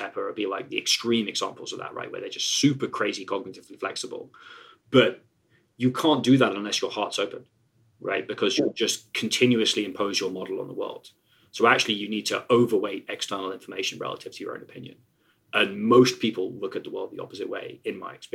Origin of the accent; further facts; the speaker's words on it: England, United Kingdom; I'm English